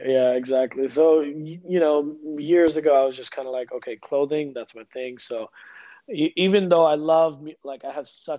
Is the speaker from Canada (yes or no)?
no; Kuwait; also born or lived in India; I was born in India. I was living in a Muslim country in Kuwait. We used to go to India once a year in the winter for a winter vacation.